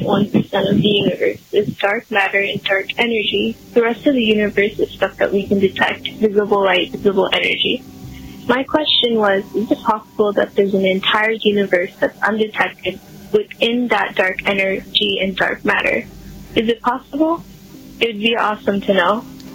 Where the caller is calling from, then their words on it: Orlando, Florida, United States; I'm from Orlando, Florida.